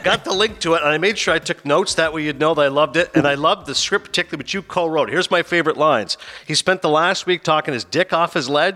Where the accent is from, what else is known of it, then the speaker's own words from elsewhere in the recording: Canada; I was born and raised in Canada, but my family's Pakistani